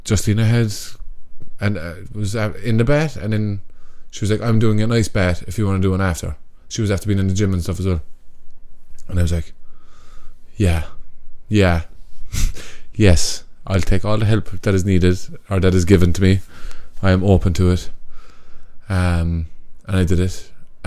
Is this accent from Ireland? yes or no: yes; Cork, Munster, Ireland